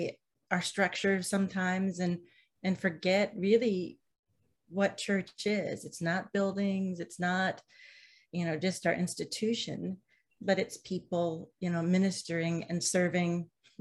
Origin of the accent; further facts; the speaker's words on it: Midwest, United States; now in Vermont, United States; I'm from the Midwest